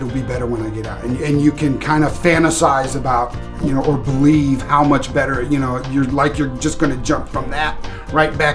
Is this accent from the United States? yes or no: yes; Kansas, United States; now in Maine, United States; I guess I would say that I am from Kansas. That's where I've spent uh, most of my life, but moved around a lot as as a, a kid